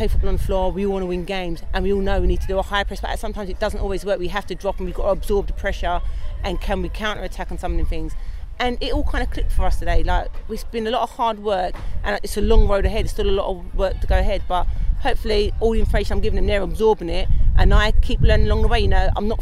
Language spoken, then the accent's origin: English; London, United Kingdom; a homegrown girl as well, you know, born and bred in Peckham